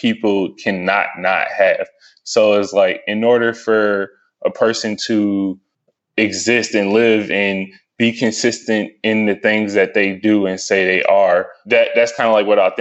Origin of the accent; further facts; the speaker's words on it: Stone Mountain, Georgia, United States; also born or lived in Lithonia, Georgia / Snellville, Georgia / Atlanta, Georgia; I was born and raised in Stone Mountain